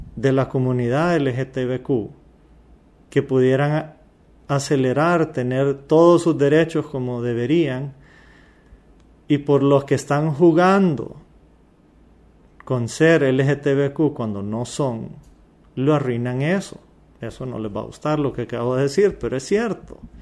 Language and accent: Spanish; Honduras; yo nací en Honduras, soy descendencia árabe, pero yo soy mitad árabe